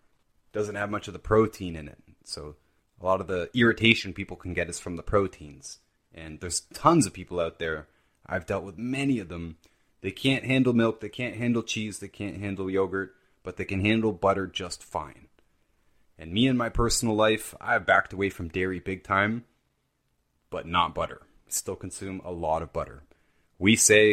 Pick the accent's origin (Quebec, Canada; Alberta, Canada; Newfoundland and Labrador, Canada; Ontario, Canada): Ontario, Canada; near Brantford; This is not far from where I grew up. Brantford, Ontario.